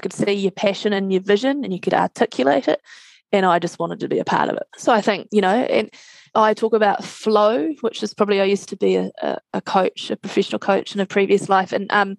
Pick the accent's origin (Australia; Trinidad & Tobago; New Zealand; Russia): New Zealand; Christchurch, Canterbury; we're both from Christchurch.